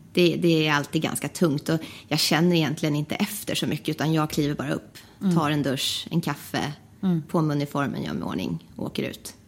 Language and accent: Swedish; Västerås, Västmanland, Sweden; jag kommer från Västerås